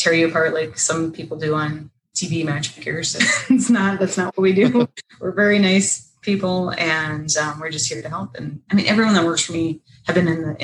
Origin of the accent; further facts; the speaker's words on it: Northern Minnesota, United States; I'm from Northern Minnesota, and you go ice fishing in the winter, go skiing, snowmobiling. So that's what I grew up doing